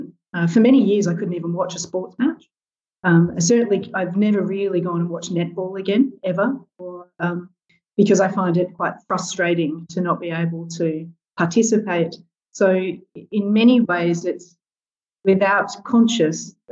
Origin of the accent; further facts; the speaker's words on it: South Australia, Australia; now in Western Australia, Australia; keen sports person growing up in South Australia